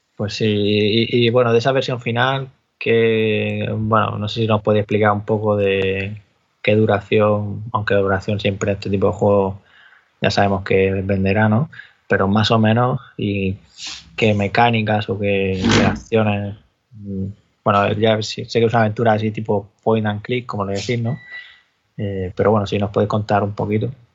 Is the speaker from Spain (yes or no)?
yes; Cartagena, Region of Murcia, Spain; De ahí soy yo, de Cartagena.